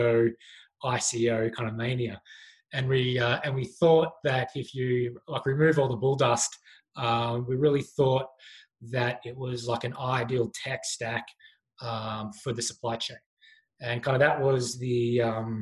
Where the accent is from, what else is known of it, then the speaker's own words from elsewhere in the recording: Patchewollock, Victoria, Australia; moved away as an adult; now in Canada; originally from Australia, from a town called Patchewalik